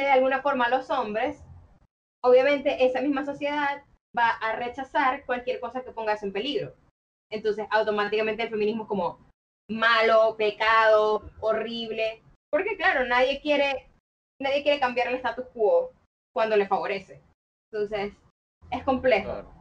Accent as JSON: {"language": "Spanish", "town": "Maracaibo", "region": "Zulia", "country": "Venezuela", "moved": "yes", "lives_now": "Caracas, Venezuela", "said": "soy maracucha, pero vivo en Caracas desde hace ya un buen rato"}